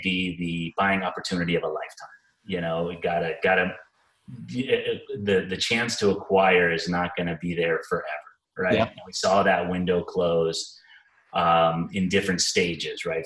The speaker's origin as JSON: {"language": "English", "area": "Bay Area", "region": "California", "country": "United States", "moved": "as an adult", "lives_now": "Arizona, United States", "said": "I'm originally from the Bay Area"}